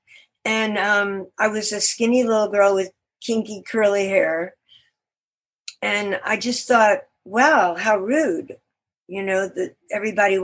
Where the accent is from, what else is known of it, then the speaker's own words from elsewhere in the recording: Beaumont, Texas, United States; moved away; I was born in Beaumont, Texas.